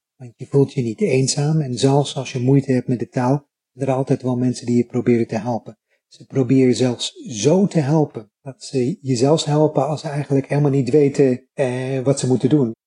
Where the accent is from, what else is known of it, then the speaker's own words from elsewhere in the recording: Netherlands; now in Japan; ik was een van die twee fijngevoelige, beleefde Nederlanders.